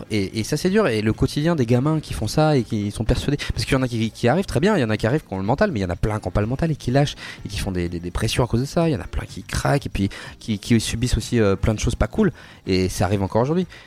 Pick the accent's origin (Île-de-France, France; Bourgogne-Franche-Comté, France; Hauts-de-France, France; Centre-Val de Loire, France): Île-de-France, France; Paris; en plus, on est parisien, donc euh, à Paris, c'est encore plus difficile.